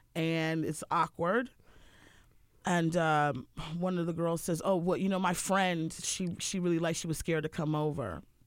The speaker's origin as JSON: {"language": "English", "area": "Harford County", "region": "Maryland", "country": "United States", "tie": "born or raised there", "also_born_or_lived": "Baltimore, Maryland", "moved": "yes", "said": "I grew up in Harford County, which is very boring"}